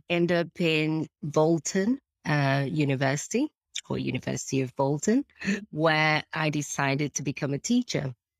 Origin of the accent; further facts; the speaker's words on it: Portugal; now in United Kingdom; So to start with, obviously, I came from Portugal, a different background altogether, coming to UK.